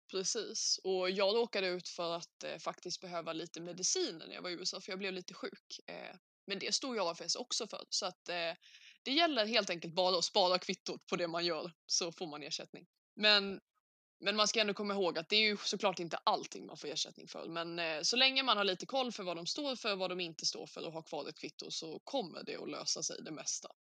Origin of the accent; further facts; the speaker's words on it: Sweden; min familj hemma i Sverige